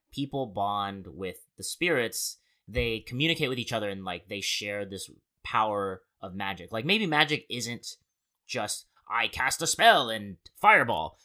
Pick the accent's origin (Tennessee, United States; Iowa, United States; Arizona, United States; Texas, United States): Arizona, United States; Born and raised in Arizona